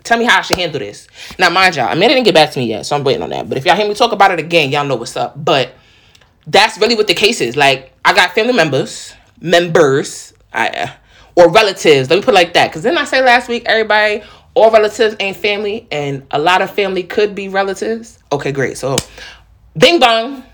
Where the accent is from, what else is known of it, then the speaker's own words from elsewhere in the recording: New York, United States; accent: New York; now in Charlotte, United States; I'm from the Bronx, but like real talk, I guess it's just a New York type vibe.